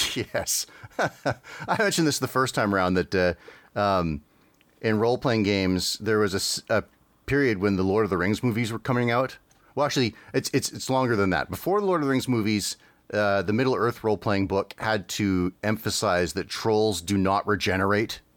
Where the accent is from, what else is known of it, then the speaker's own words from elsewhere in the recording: Canada; growing up in Canada, we didn't have the Disney Channel